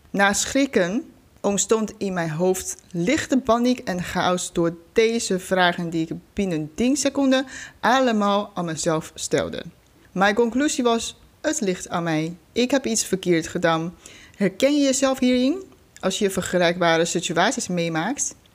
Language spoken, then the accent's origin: Dutch; China; moved away as an adult; now in Netherlands; Ik ben 33 jaar oud. Ik kom oorspronkelijk uit China. Voor de studie ben ik naar Nederland gekomen. Inmiddels woon ik hier al 13 jaar.